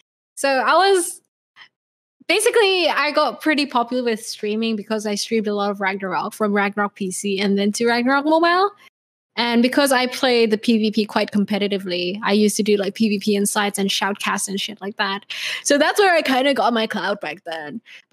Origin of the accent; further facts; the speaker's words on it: Indonesia; English is a second language; also born or lived in Sydney, Australia; I'm from Indonesia, which is fucking Asian. But I spent quite a huge part of my life in Australia, Sydney. I hung out with the ABCs there. It's how I got my accent